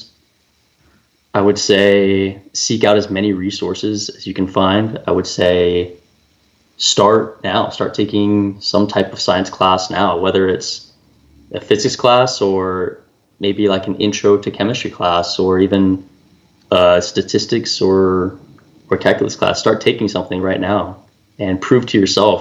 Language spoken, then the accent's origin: English; California, United States; I'm from California